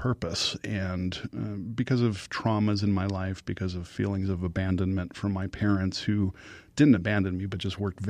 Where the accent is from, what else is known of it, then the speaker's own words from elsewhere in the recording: Chicago, Illinois, United States; where I grew up in Chicago